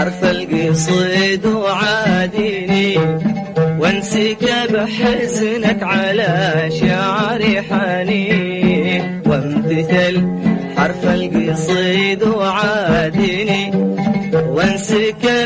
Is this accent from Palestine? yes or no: no; Yemen; now in Mecca, Saudi Arabia; لا والله يمني يا اخوي